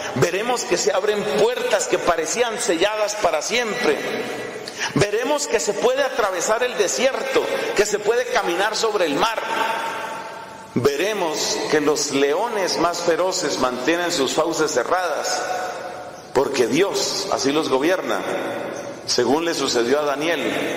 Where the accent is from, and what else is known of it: Colombia